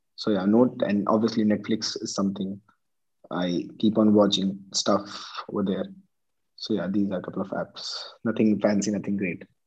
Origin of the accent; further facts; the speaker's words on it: India; my hometown Chittorgarh